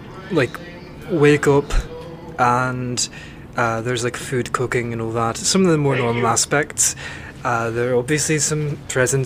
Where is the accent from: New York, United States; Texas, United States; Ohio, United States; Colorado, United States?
Texas, United States; I'm originally from a very small town in Texas.